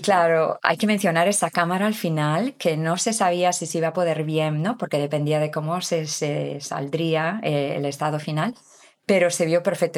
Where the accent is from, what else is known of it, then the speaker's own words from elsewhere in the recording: Galicia, Spain; moved away as an adult; also born or lived in England / Canada; soy de Galicia, del norte de España, donde está Santiago de Compostela